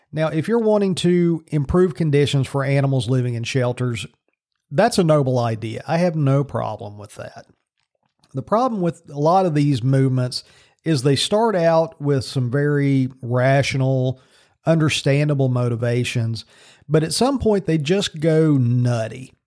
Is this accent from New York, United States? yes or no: no; Virginia, United States; in Virginia again. So all this stuff's going on in my home state.